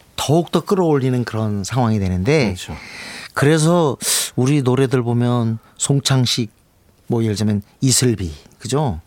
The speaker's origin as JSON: {"language": "Korean", "country": "South Korea", "said": "한국에서 왔다는 게 돋보였어요"}